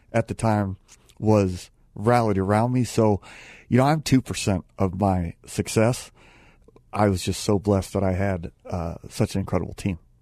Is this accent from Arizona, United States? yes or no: yes; Phoenix, Arizona, United States; I'm from Phoenix